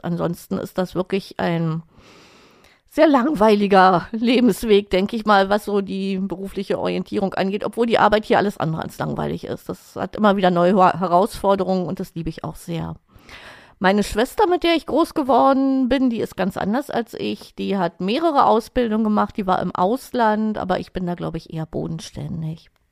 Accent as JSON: {"language": "German", "region": "Berlin", "country": "Germany", "tie": "born or raised there", "said": "ich bin 1963 geboren in Lichterfelde und zwar direkt an der Bezirksgrenze zu Marienfelde"}